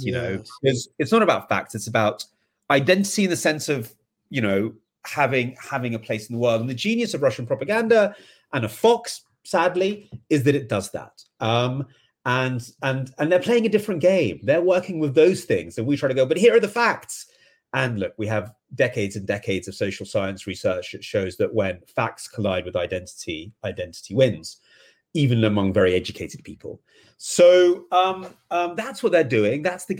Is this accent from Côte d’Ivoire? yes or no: no; England, United Kingdom; I mean, maybe because I'm English, I mean, maybe into a more softer way of talking about this